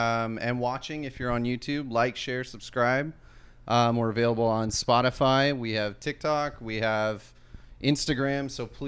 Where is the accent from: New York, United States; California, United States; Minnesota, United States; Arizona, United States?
Arizona, United States; Benson; I grew up in Benson, bro.